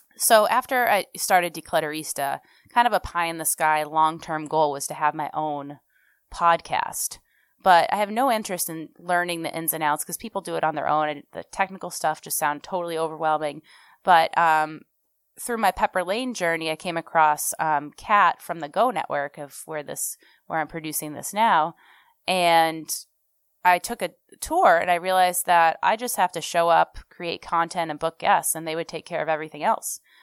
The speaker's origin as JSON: {"language": "English", "town": "Sharon", "region": "Massachusetts", "country": "United States", "tie": "born or raised there", "also_born_or_lived": "Memphis, Tennessee / Oxford, Mississippi / Newton, Massachusetts / Franklin, Massachusetts", "said": "Then we moved to Sharon, Massachusetts. I am a townie. I finally moved back there"}